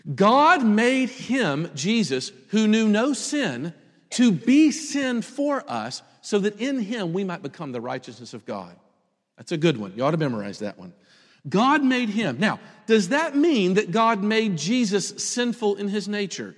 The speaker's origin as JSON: {"language": "English", "town": "Memphis", "region": "Tennessee", "country": "United States", "tie": "born or raised there", "moved": "yes", "said": "I grew up in Memphis"}